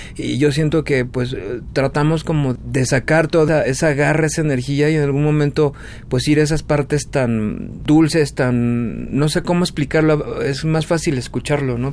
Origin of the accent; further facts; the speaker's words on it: Mexico; tú como mexicano